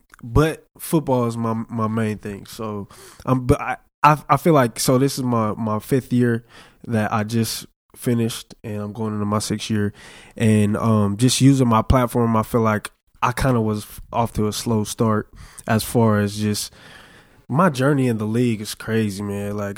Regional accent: California, United States; I'm from California.

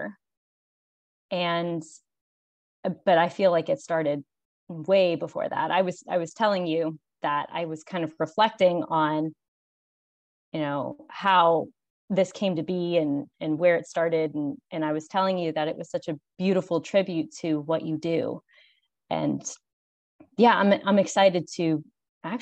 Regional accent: Pittsburgh, Pennsylvania, United States; moved away as an adult; now in Charleston, United States; I'm originally from Pittsburgh, Pennsylvania

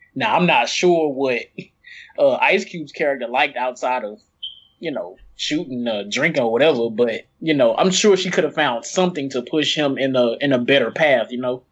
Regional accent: East St. Louis, Illinois, United States; here in my hometown, um, for the past few years

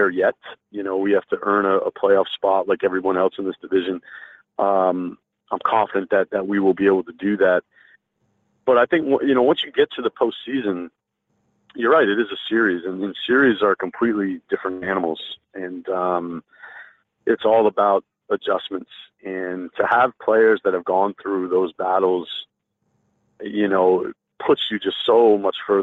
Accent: Vermont, United States; moved away as an adult; also born or lived in Massachusetts; now in Canada; I'm from New England, Scott. I'm from Vermont. I'm a New Englander through and through

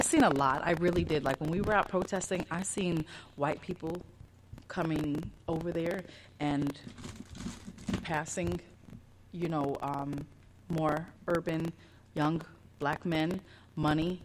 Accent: Chicago, Illinois, United States; moved away; I'm from Southside Chicago.

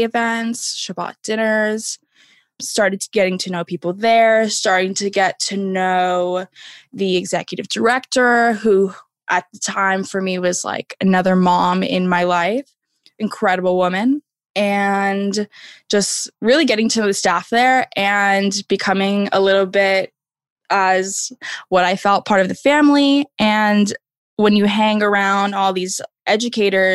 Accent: Las Vegas, Nevada, United States; moved away as an adult; also born or lived in San Diego; I'm originally from Las Vegas, but came to San Diego for school.

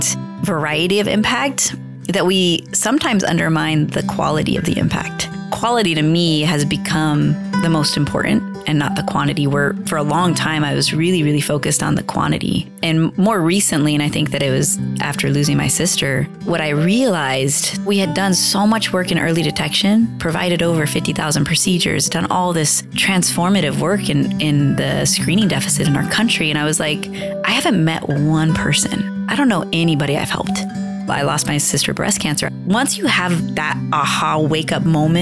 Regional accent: Long Beach, California, United States; also born or lived in the desert; I'm from Long Beach, California

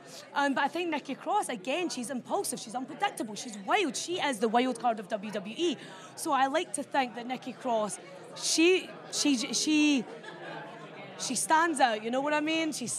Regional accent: Scotland, United Kingdom; I'm from Scotland

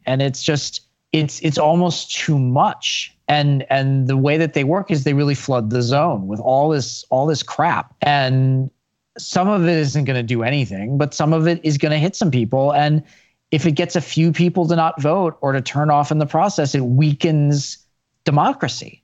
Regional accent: Chicago, Illinois, United States; I grew up in Chicago

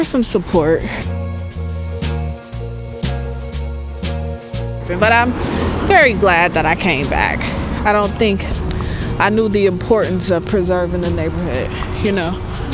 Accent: San Francisco, California, United States; also born or lived in Sacramento; I grew up here in this building here. That's my childhood home.

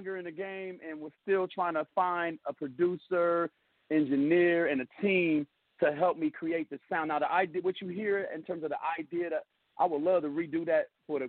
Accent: Chicago, Illinois, United States; now in Sacramento, United States; I'm from Chicago originally, so growing up in the impoverished neighborhoods of South Side of Chicago

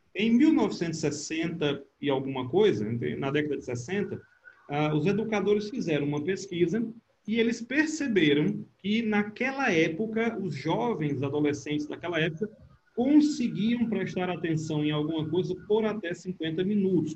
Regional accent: Brazil; o tempo que eu morei fora, quando eu dizia, ah, eu sou brasileiro

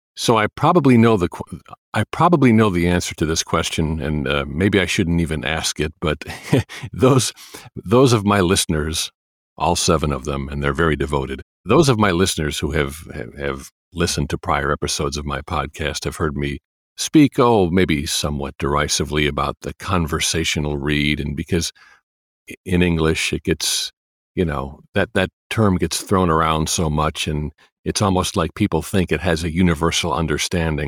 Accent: Chicago, Illinois, United States; I'm from Chicago

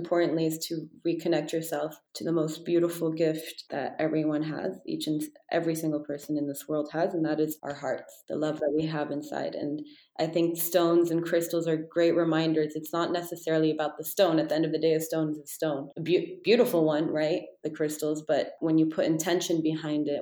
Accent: Texas, United States; I was born in Texas

